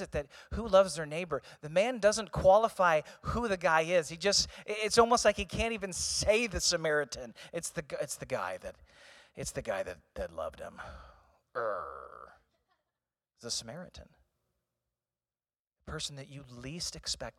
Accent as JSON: {"language": "English", "town": "Eureka", "region": "Missouri", "country": "United States", "tie": "born or raised there", "said": "I grew up in St. Louis."}